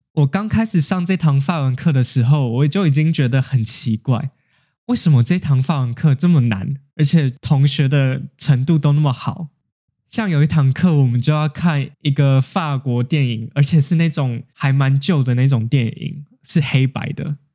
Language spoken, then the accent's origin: Chinese; Taiwan; also born or lived in Japan; 那身为一个台湾人，我在一间日本公司工作